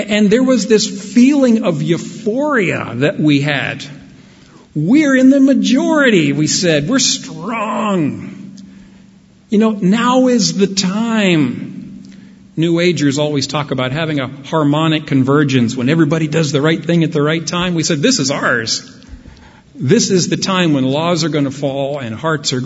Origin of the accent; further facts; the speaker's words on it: United States; for us as American Christians